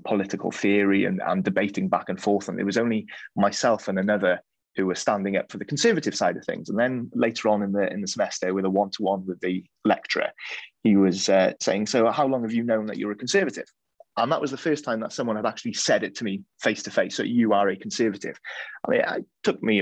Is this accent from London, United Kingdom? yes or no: no; West Wales, United Kingdom; Growing up in West Wales, where the Welsh language is strong